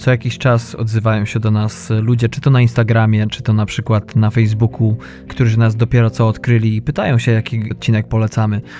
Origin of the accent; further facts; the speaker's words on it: western Poland, Poland; ja pochodzę z zachodu Polski